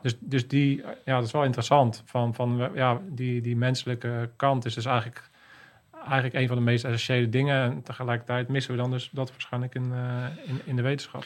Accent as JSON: {"language": "Dutch", "country": "Netherlands"}